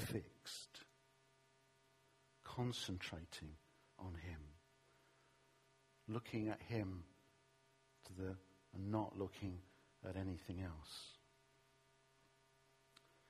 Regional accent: London, United Kingdom; when I was a teenager growing up in East London

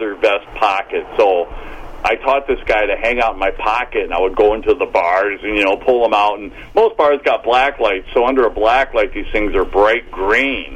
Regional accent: Arizona, United States; growing up in Arizona

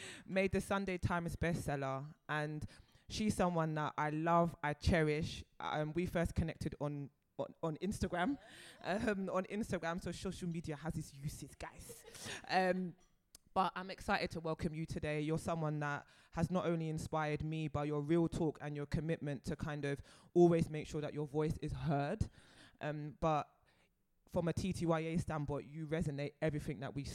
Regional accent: London, United Kingdom; I grew up in Brixton, and it's so funny because I've just only moved away. This time last year, I moved away from Brixton. Born and raised

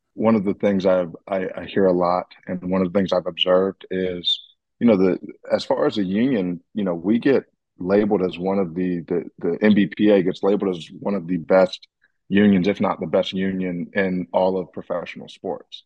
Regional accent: the South, United States; as a basketball player growing up in the South

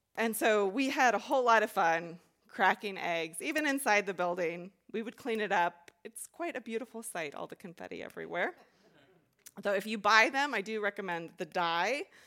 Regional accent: Texas, United States; moved away as an adult; also born or lived in Chicago; I grew up in Texas

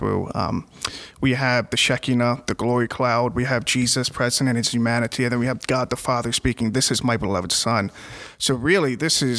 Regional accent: Oxford, Pennsylvania, United States; my home parish is Sacred Heart in Oxford.

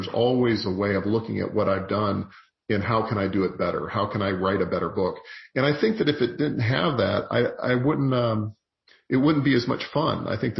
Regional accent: the South, United States; I think particularly in the South, and you'll understand this growing up in the South

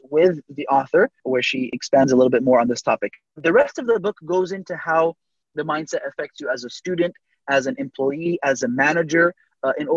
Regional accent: Southern California, United States; Born and raised in Southern California, everybody surfs.

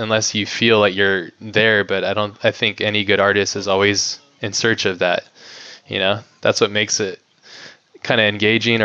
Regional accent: Hawaii, United States; I grew up in Hawaii

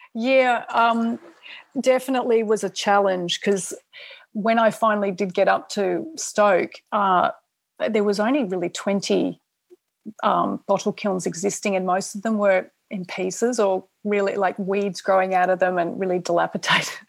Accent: Australia; I'm Australian

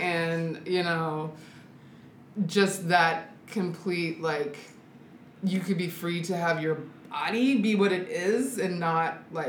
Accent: Sacramento, California, United States; now in Seattle, United States; I grew up in Sacramento, California.

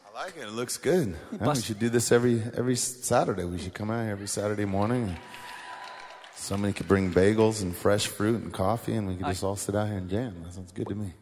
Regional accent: San Francisco, California, United States; we're from San Francisco

